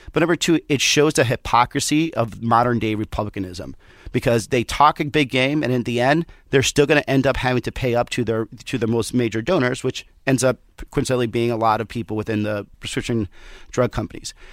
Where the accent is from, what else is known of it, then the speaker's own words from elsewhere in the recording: Southwest, United States; I'm from the Southwest